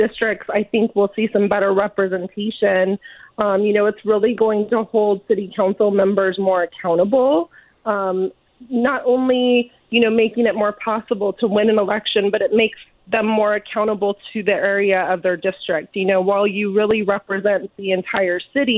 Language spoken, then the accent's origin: English; Indio, California, United States; I'm from Indio. I went to school here from kindergarten through 12th grade